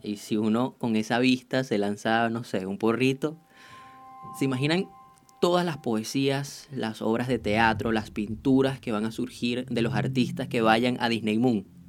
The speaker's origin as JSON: {"language": "Spanish", "country": "Venezuela", "said": "yo soy venezolano"}